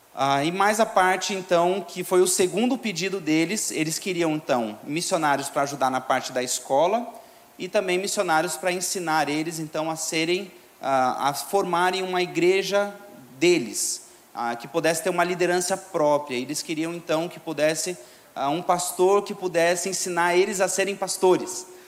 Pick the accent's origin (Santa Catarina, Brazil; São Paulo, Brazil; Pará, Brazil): São Paulo, Brazil; Guarujá; moved away; Eu sou do Guarujá